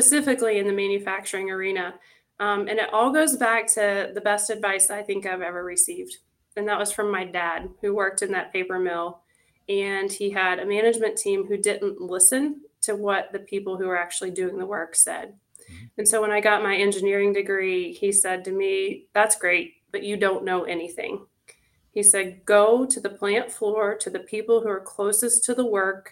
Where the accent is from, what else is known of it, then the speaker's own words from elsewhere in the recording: Tennessee, United States; moved away as an adult; now in Erie, United States; a small town girl from a small town in Tennessee, born and raised in the South